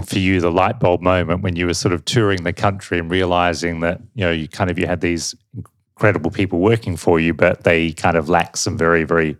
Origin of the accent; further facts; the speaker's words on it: Australia; now in United Kingdom; you probably gathered from my accent that I'm not from here, but, you know, it's sort of, you know, in Australia is way more conservative from that point of view.